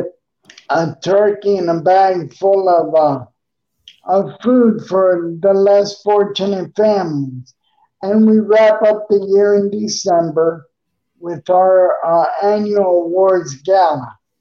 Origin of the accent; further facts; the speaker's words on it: New York City, New York, United States; also born or lived in Coral Gables, Florida; now in Tampa Bay, United States; I'm originally from Queens, New York